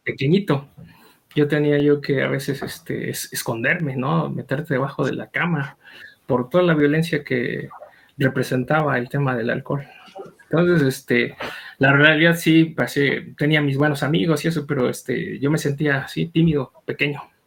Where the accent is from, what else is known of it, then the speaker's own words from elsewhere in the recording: State of Mexico, Mexico; moved away as an adult; also born or lived in Lolotla, Hidalgo / Chalco, State of Mexico; now in Pachuca, Mexico; por cuestiones de, del trabajo de mi papá migramos y este, yo crecí en el Estado de México.